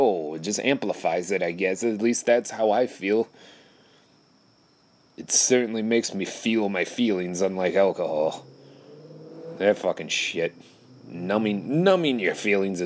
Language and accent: English; Wisconsin, United States; I live in Wisconsin